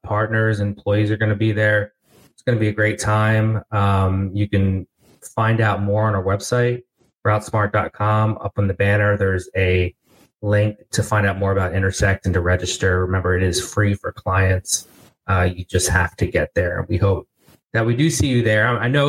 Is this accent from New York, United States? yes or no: no; New Jersey, United States; Yeah, I grew up, as you may know, in South Jersey as well.